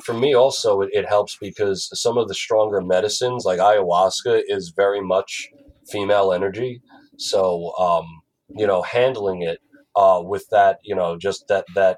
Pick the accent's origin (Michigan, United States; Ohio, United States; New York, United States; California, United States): New York, United States; Franklin Square; moved away; also born or lived in Long Beach, New York; Franklin Square. On Long Island, and then I moved to Long Beach